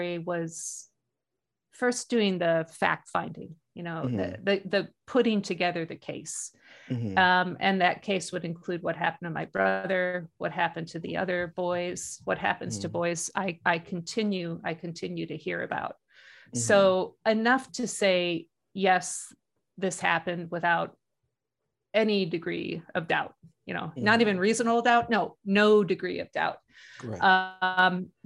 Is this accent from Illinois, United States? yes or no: yes; Chicago, Illinois, United States; moved away as an adult; now in Alaska, United States; I grew up in Chicago